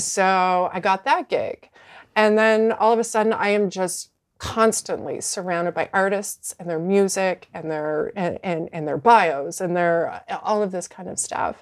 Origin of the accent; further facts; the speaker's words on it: Fredericton, New Brunswick, Canada; moved away as an adult; also born or lived in Halifax / Vancouver; I started in my, in my hometown of Fredericton